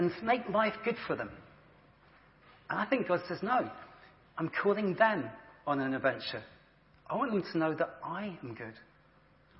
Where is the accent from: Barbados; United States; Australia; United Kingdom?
United Kingdom; England; we're English and British